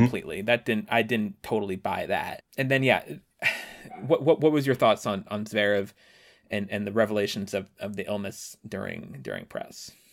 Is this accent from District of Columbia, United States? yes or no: yes; Washington, District of Columbia, United States; my hometown of Washington